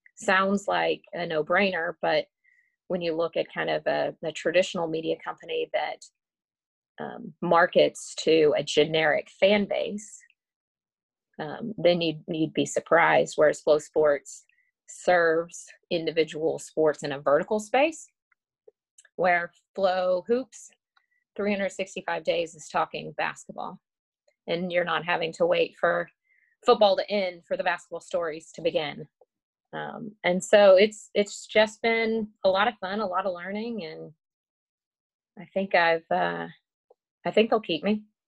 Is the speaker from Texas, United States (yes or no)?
yes; McKinney, Texas, United States; I grew up just outside of Dallas, Texas, in a place called McKinney